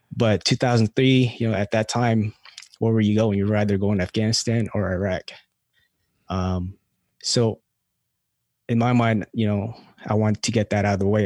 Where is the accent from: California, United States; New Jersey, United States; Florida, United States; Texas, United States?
California, United States; also born or lived in Philippines; now in North Carolina, United States; grew up in California.